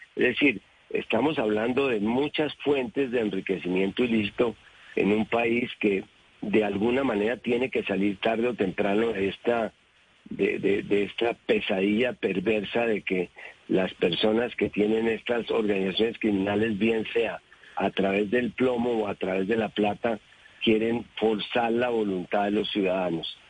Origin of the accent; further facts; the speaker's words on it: Bogotá, Bogotá Capital District, Colombia; como bogotano